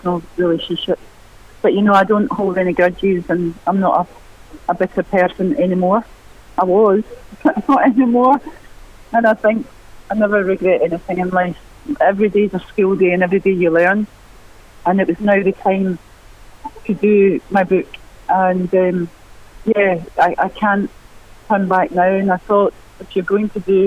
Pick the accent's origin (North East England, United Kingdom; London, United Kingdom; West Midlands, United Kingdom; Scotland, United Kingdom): Scotland, United Kingdom; Glasgow; I grew up in East End of Glasgow